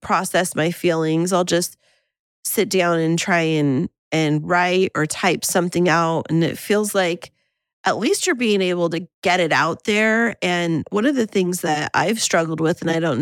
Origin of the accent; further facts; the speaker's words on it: Central California, United States; now in San Diego, United States; I grew up in Central California in a little town like